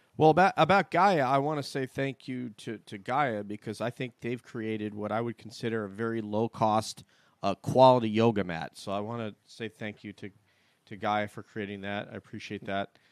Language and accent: English; New York, United States; born or raised there; moved away